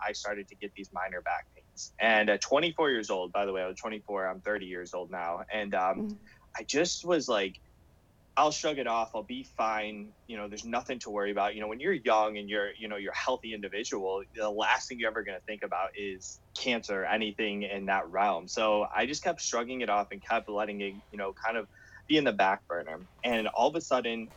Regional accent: Cleveland, Ohio, United States; I'm from Cleveland, Ohio, and I was at a local hospital at the time.

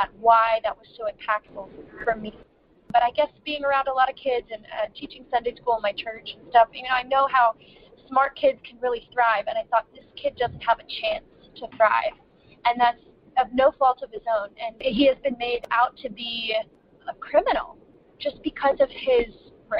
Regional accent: United States; as a Christian, as an American

